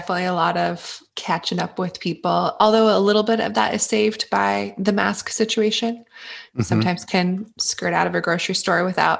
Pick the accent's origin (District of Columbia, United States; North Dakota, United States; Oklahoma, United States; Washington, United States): Oklahoma, United States; Tulsa; moved away as an adult; also born or lived in Boston / Los Angeles; I'm originally from Tulsa, Oklahoma. And I left Tulsa, went to Boston, moved to LA to pursue entertainment stuff. And then I found myself pregnant and wanting to be back in Oklahoma.